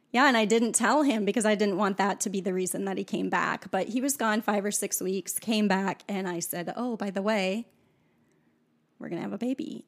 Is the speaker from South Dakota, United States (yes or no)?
yes; South Dakota, United States; I grew up in South Dakota on a farm